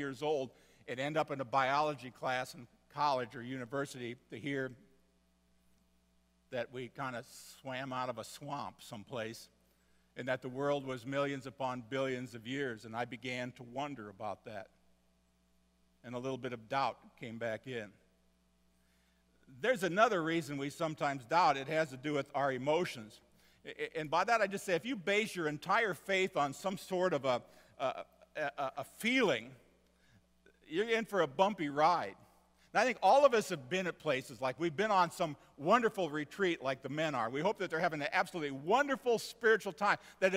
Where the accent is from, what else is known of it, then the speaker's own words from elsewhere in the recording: Seward, Nebraska, United States; I grew up in Seward, Nebraska, where I went to St. John's Lutheran grade school